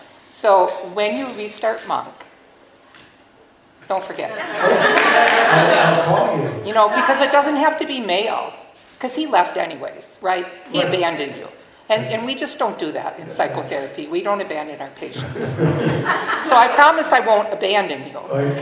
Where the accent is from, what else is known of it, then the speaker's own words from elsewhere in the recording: Marinette, Wisconsin, United States; I'm from Marinette, tiny little town, 60 miles northeast